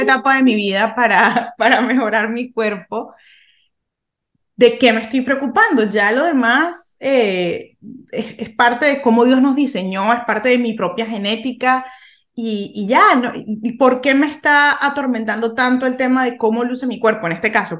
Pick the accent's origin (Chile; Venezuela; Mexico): Venezuela; yo crecí en Venezuela en, en pues, los 90, 90, 2000